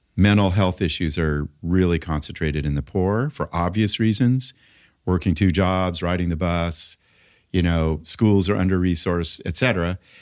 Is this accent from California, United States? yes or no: yes; Los Angeles, California, United States; I grew up in Laurel Canyon in the late sixties